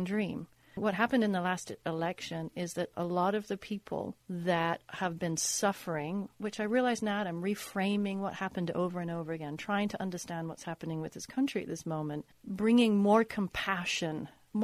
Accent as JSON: {"language": "English", "country": "United Kingdom", "moved": "yes", "lives_now": "Los Angeles, United States", "said": "As you can tell, I'm British. I wasn't born here."}